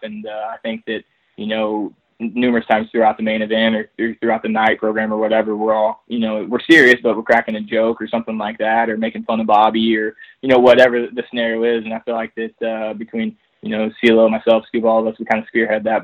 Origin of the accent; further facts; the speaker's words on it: Texas, United States; moved away; I'm originally from Texas